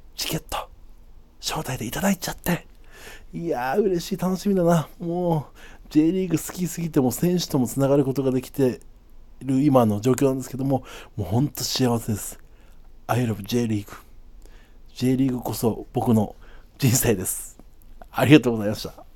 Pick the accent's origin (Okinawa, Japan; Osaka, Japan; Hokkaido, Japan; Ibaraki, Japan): Okinawa, Japan; now in Tokyo, Japan; 沖縄出身